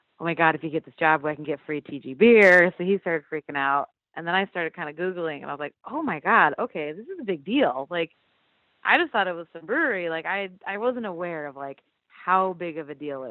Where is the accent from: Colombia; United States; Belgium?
United States; Iowa; now in Decorah, United States; 3 hours south of here, and that's where I had grown up